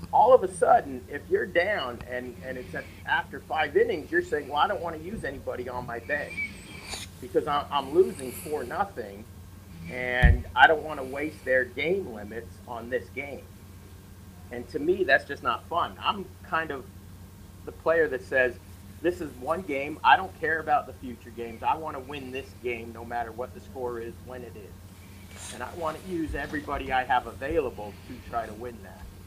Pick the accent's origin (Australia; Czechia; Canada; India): Canada; Toronto, Ontario; I grew up in Toronto